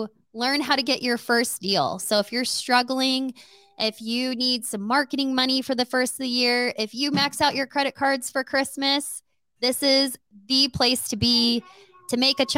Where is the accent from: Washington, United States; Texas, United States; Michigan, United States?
Texas, United States; El Paso; moved away; I am Mexican. And I am from El Paso, Texas. Texas girl